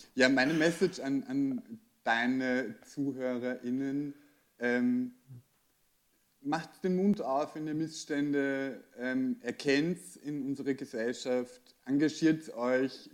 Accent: Austria; bei uns in Österreich

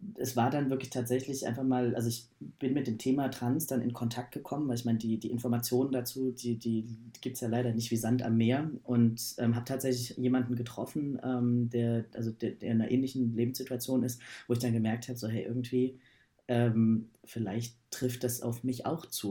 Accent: Berlin, Germany; ich komme aus Berlin

